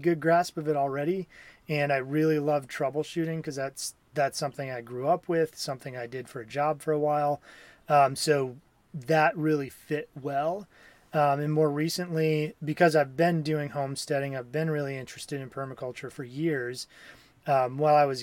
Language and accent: English; Wisconsin, United States; moved away as an adult; also born or lived in Minnesota; I grew up in Wisconsin